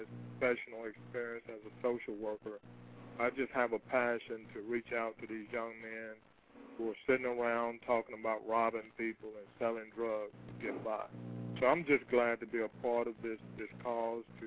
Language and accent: English; Pensacola, Florida, United States; also born or lived in Jacksonville, Florida; originally from Pensacola.